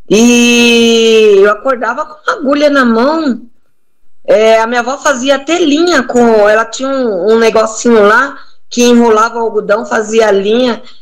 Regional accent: Bahia, Brazil; Olha, eu sou baiana, eu te falei, né?

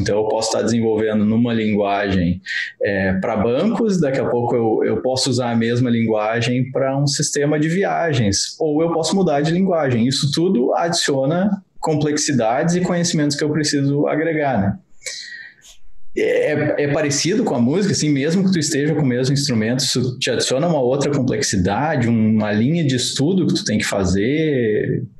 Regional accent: Rio Grande do Sul, Brazil; nós somos de uma cidade do interior do Rio Grande do Sul

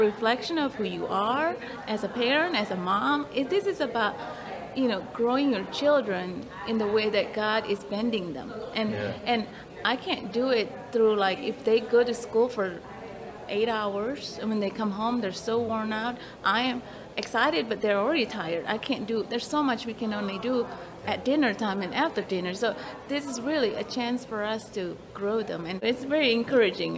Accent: Indonesia; now in Walkertown, United States; I'm from Indonesia

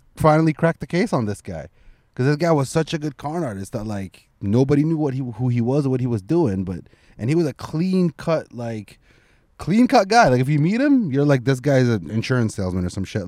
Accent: Scarborough, Ontario, Canada; English is a second language; I grew up in Scarborough

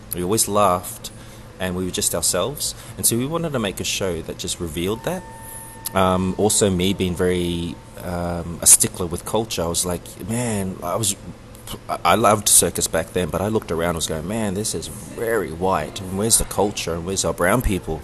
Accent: New Zealand; also born or lived in Sydney, Australia / Samoa (ancestry); now in Brisbane, Australia; I was born and raised in Aotearoa, otherwise known as New Zealand, and I came over to Australia um, uh, where I was also raised and schooled

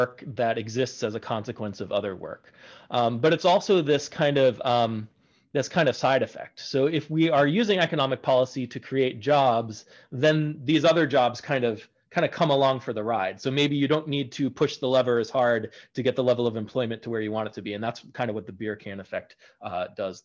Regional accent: United States; as Americans

